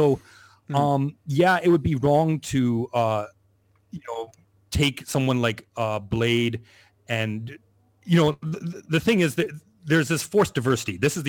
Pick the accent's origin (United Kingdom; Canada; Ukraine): Canada; now in Asia; I'm Canadian, I'm living in Asia